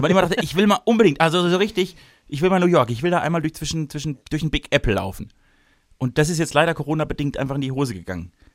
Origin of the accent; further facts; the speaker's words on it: Mittelbaden, Baden-Württemberg, Germany; des mittelbadischen Dorfjungens